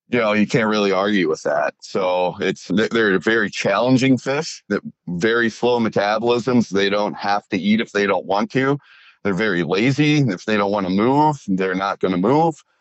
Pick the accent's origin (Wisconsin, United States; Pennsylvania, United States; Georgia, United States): Wisconsin, United States; well, just in general, you know, I'm from Wisconsin. I love the state.